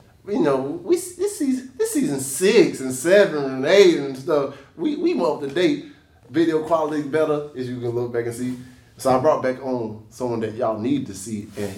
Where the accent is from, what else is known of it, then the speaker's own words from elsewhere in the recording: Quintette, Florida, United States; We kids from a small country town outside of Pensacola.